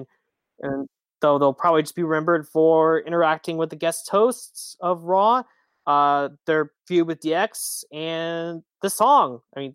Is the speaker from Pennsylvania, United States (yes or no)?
yes; Wilkes-Barre, Pennsylvania, United States; it was in my hometown of Wilkes-Barre.